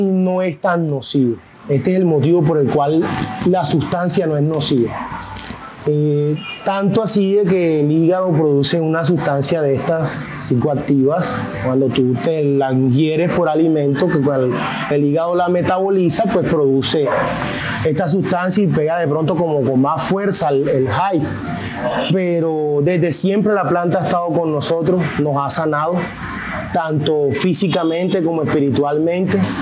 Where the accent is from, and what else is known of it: Colombia